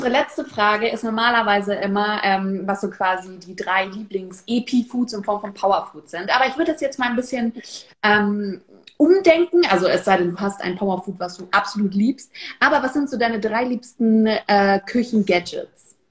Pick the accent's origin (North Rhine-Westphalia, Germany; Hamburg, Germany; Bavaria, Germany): Hamburg, Germany; Ich? Nee, ich bin Hamburgerin.